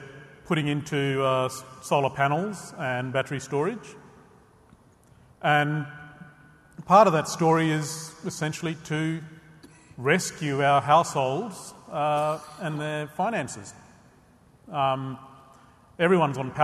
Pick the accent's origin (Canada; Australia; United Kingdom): Australia; Western Australia; I'm from the desert, basically in the centre of Western Australia